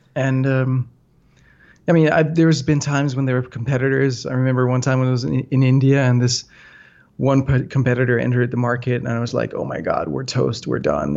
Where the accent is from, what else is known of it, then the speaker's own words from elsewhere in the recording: north of Copenhagen, Capital Region of Denmark, Denmark; I grew up in Denmark, um, north of Copenhagen, the so-called whiskey belt